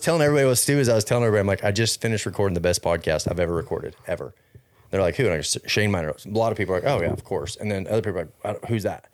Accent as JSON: {"language": "English", "town": "Fort Worth", "region": "Texas", "country": "United States", "tie": "born or raised there", "said": "I grew up in Fort Worth"}